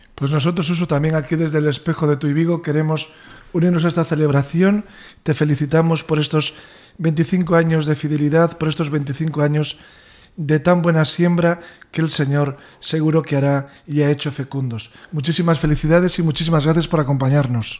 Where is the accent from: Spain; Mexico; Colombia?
Spain; Salceda de Caselas, Galicia; paisano, porque ambos somos de Salceda